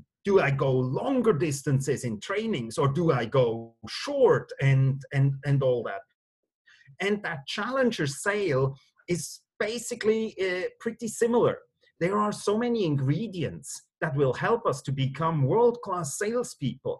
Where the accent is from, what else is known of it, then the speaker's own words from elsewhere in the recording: Switzerland; moved away as an adult; also born or lived in Singapore / London; born and raised in Switzerland, and live again back home in Switzerland.